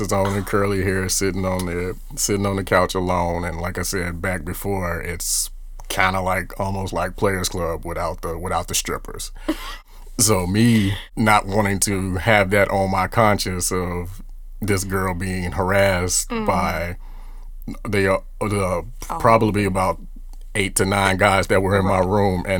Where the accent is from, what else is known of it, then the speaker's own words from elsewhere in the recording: about 50 miles south of Chicago, Illinois, United States; we are from Illinois, about 50 miles south of Chicago.